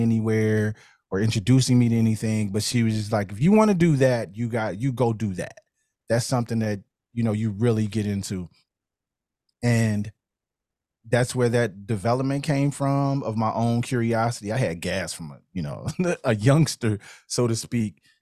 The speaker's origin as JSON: {"language": "English", "town": "Chicago", "region": "Illinois", "country": "United States", "tie": "born or raised there", "also_born_or_lived": "Cincinnati area, Ohio", "moved": "as an adult", "said": "born and raised in Chicago on the West Side"}